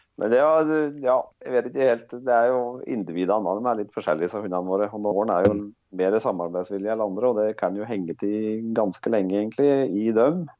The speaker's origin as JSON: {"language": "Norwegian", "town": "Rendalen", "region": "Innlandet", "country": "Norway", "tie": "born or raised there", "said": "Jeg jeg er født og oppvoksen i Rendalen, eh, som er i bygd da i Østerdalen."}